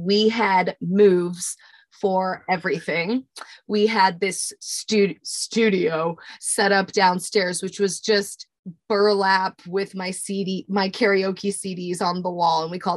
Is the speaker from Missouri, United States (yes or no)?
yes; Smithville, Missouri, United States; Smithville, my hometown, right outside of Kansas City.